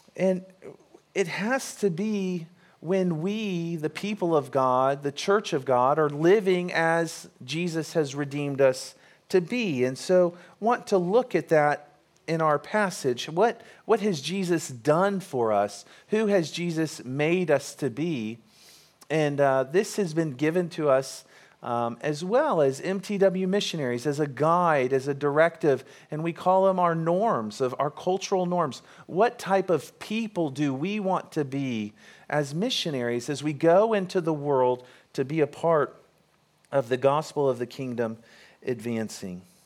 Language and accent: English; United States; we're American